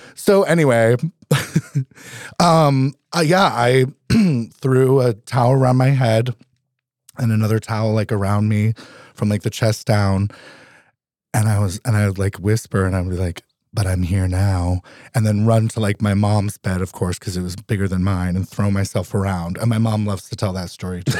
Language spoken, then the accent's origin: English; Vermont, United States; also born or lived in Philadelphia / New Orleans; now in Alaska, United States; I was born and raised in Vermont